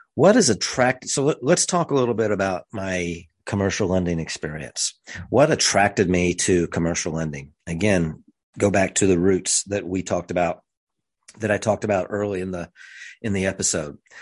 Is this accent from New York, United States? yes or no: no; rural central Missouri, United States; grew up in rural central Missouri